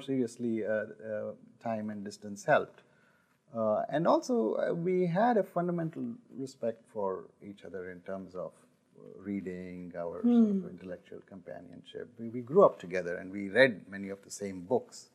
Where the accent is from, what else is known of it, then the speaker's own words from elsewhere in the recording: Delhi, India; we grew up in Delhi